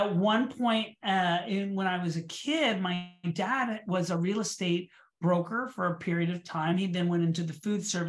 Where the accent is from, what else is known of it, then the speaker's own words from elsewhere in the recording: Orlando, Florida, United States; also born or lived in New York City; now in Miami, United States; I grew up in Orlando, Florida